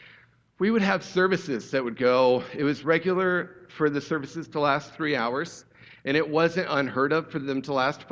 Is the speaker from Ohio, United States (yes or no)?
yes; Ohio, United States; I grew up in Ohio in the 80s and 90s